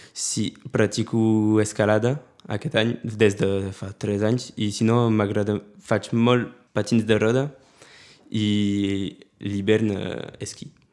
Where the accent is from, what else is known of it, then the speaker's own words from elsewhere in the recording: Prades, Occitania, France; also born or lived in Perpignan; He viscut a Prades des de quan he nascut